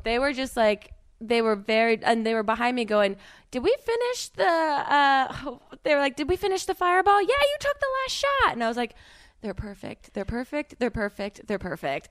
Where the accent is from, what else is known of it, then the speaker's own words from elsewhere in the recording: New Jersey, United States; I'm from New Jersey